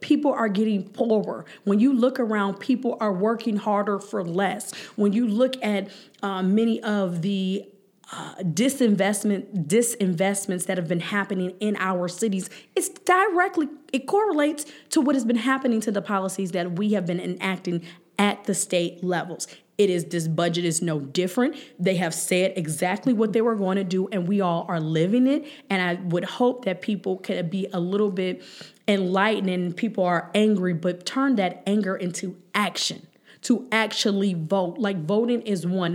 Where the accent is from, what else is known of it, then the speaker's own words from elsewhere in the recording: Cleveland, Ohio, United States; I grew up in Huff